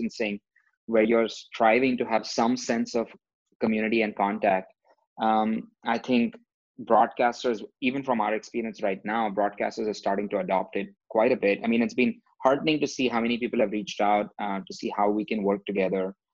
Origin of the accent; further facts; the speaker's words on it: India; moved away; growing up in India